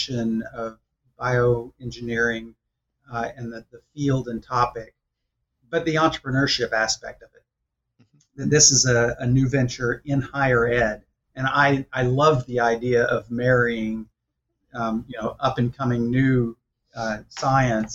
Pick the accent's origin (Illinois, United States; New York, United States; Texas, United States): Texas, United States; College Station; moved away as an adult; now in California, United States; I come from College Station, Texas, because that's where Texas A&M is located. Yep. My dad was a faculty member there